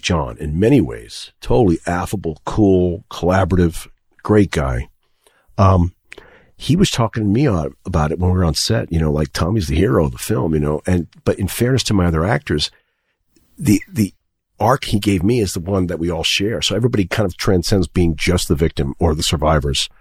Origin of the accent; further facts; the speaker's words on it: New York City, New York, United States; I grew up in Manhattan.